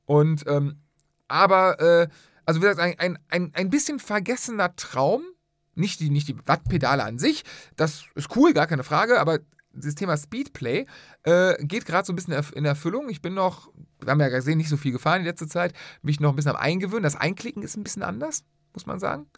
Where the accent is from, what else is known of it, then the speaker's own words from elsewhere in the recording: Cologne, North Rhine-Westphalia, Germany; wir sind Rheinländer, wir sind Kölner.